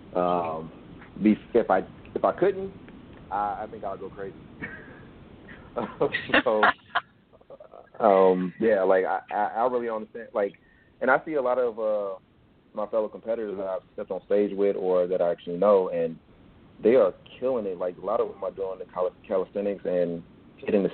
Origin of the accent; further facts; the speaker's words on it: Chicago, Illinois, United States; moved away; I'm from Chicago, by the way. So all my family is in Chicago.